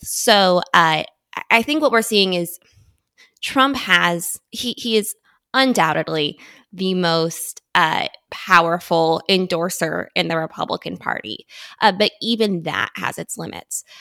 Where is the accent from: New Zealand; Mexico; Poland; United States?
United States; I grew up right outside Washington, D C